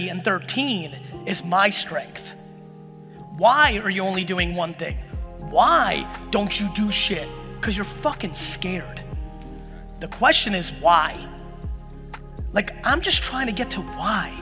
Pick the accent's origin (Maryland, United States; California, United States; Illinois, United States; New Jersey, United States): New Jersey, United States; Edison; born or raised there; also born or lived in Soviet Union